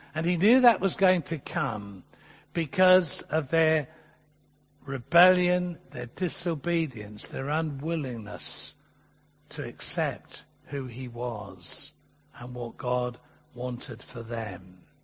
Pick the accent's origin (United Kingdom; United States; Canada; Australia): United Kingdom; England; as an Englishman